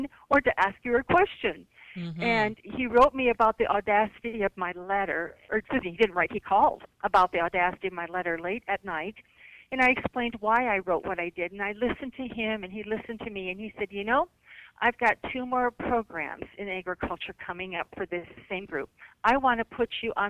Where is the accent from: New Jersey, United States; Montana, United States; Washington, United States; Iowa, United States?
Iowa, United States; my home state